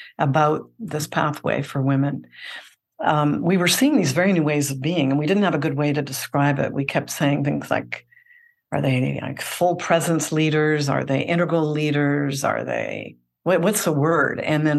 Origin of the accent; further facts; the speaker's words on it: Canada; accent: Canadian; now in Seattle, United States; I'm based in Seattle, although I'm originally Canadian, and some might recognize that accent still shining through